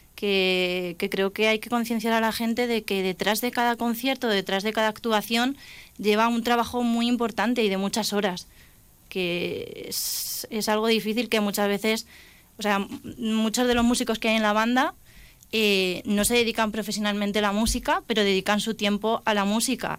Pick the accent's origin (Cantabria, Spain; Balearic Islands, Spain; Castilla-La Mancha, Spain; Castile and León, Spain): Castilla-La Mancha, Spain; Alcázar de San Juan; la banda de mi pueblo, que yo soy de Alcázar de San Juan